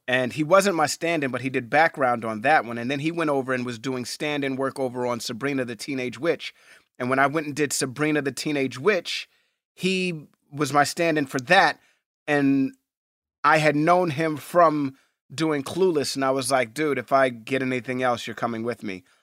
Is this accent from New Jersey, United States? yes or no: no; New York City, New York, United States; I grew up in Hell's Kitchen, and, and Hell's Kitchen is a very tough neighborhood